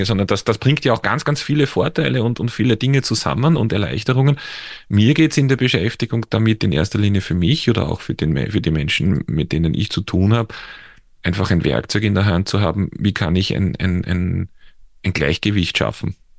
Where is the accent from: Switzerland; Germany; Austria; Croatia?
Austria; accent: Austrian; man hört es ja an meinem Dialekt auch oder an meiner Aussprache, dass ich jetzt in, in, in Österreich zu Hause bin, also in der Nähe von Wien